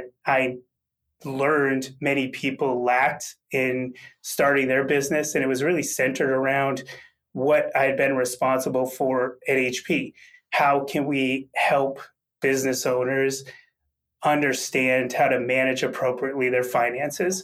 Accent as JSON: {"language": "English", "region": "Massachusetts", "country": "United States", "tie": "born or raised there", "said": "I grew up in a very blue-collar manufacturing town in Massachusetts"}